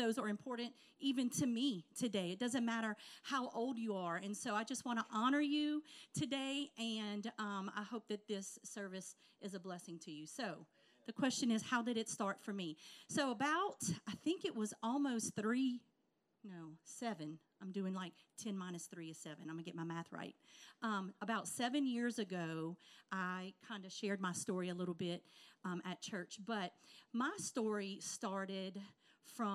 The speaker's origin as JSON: {"language": "English", "area": "right outside of New Orleans", "region": "South Louisiana", "country": "United States", "tie": "born or raised there", "said": "we're from South Louisiana, right outside of New Orleans"}